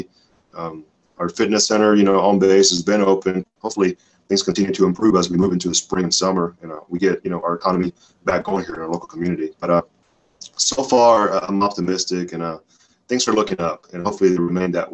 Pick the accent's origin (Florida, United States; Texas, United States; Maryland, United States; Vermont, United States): Florida, United States; Miami; moved away as an adult; also born or lived in Dominican Republic; now in Spokane, United States; I'm also extremely blessed to call South Florida home, to call Miami home. And I always represent my hometown, the 305 Miami